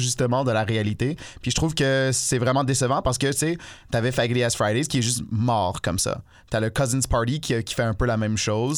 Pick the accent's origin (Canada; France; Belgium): Canada; Ontario; en plus d'être, euh, un noir, je suis un franco-ontarien